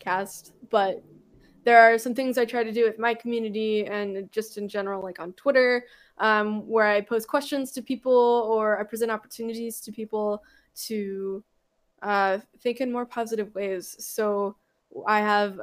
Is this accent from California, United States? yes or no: yes; Southern California, United States; I grew up in Southern California.